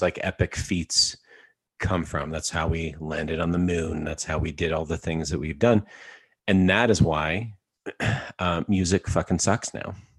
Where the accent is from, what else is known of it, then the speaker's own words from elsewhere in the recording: Alberta, Canada; I am from Alberta, Canada